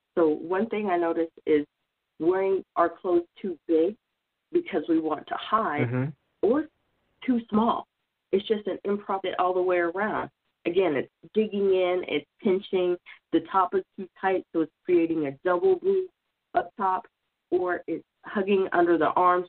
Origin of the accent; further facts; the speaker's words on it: Oklahoma, United States; moved away; I'm originally from Oklahoma